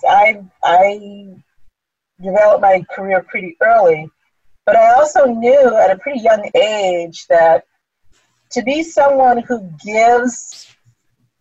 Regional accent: California, United States; moved away as an adult; also born or lived in Philadelphia; I was born and raised in California

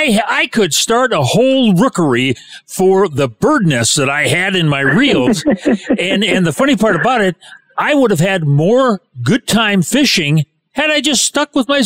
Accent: Michigan, United States; also born or lived in Houston, Texas; now in Texas, United States; when I moved to Texas and lived in the Houston area and started fishing. Now, I was born and raised in Michigan.

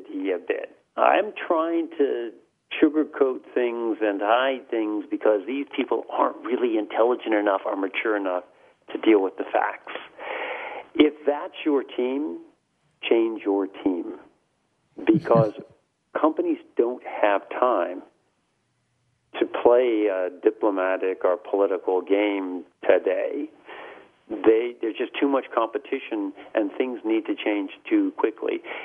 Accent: United States; accent: heavy American; moved away as an adult; also born or lived in Europe; I spent the last 15 years in Europe, I've got a heavy American accent

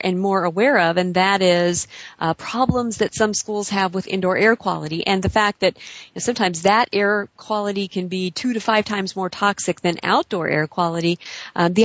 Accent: Illinois, United States; moved away; I'm originally from Illinois

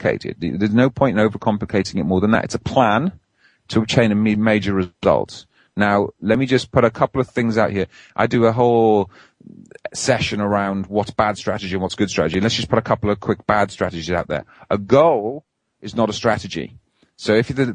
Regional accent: Wales, United Kingdom; now in England; I try to be as Welsh as I can. I live on the wrong side of the border these days and in English territory

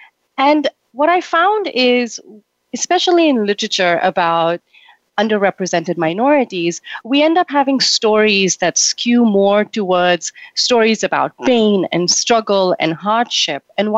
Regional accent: Mumbai, Maharashtra, India; moved away as an adult; also born or lived in New York; now in United States; I'm originally from Mumbai, India, and I moved to the U.S. about 9 years ago to pursue my master's in creative writing from the New School in New York.

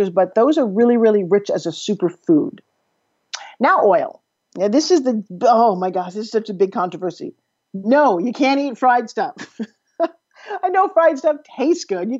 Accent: New York, United States; moved away; I'm from New York. I don't know if you could tell by how fast I talk and a little bit of my accent comes across when I'm really tired

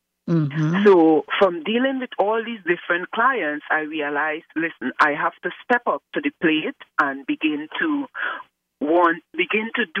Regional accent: Trinidad & Tobago; now in Chicago, United States; I am from the beautiful twin island of Trinidad and Tobago, but right now I am located in Chicago, USA

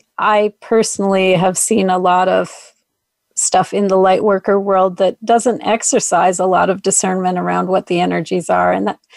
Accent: Minneapolis, Minnesota, United States; I was born and raised in Minneapolis

